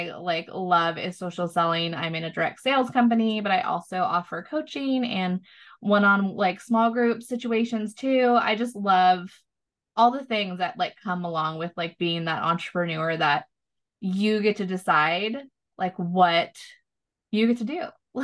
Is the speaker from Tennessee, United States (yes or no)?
no; Southern California, United States; moved away as an adult; now in Austin, United States; we grew up in Southern California